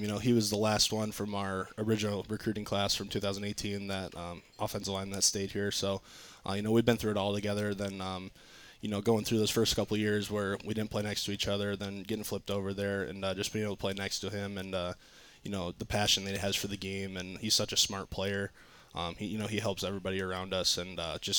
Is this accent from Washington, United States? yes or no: no; Rock Valley, Iowa, United States; moved away as an adult; Rock Valley, Iowa